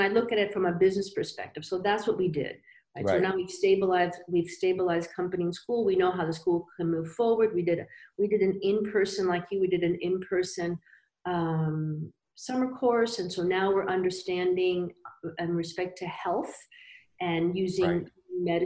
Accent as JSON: {"language": "English", "town": "Miami", "region": "Florida", "country": "United States", "tie": "born or raised there", "also_born_or_lived": "Cuba", "said": "I got to the States, to Miami at the age of two."}